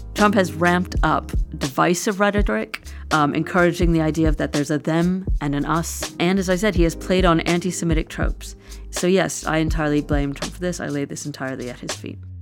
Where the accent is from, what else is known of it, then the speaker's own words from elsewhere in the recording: New York City, New York, United States; moved away; I grew up in New York City